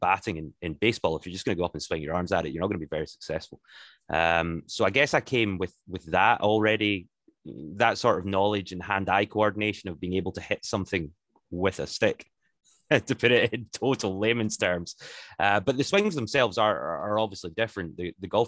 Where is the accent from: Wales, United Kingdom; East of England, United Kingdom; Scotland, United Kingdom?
Scotland, United Kingdom; Glasgow; moved away as an adult; also born or lived in Hull; I actually was born and bred in Glasgow.